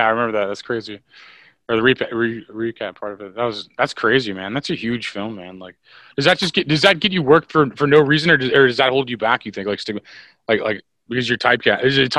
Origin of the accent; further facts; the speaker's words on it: Missouri, United States; I'm from Missouri.